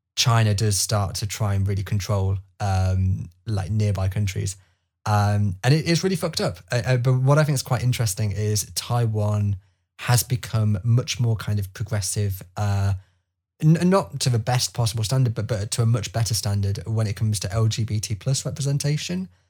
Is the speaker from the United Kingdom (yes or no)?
yes; England, United Kingdom; I can sit here now as an English person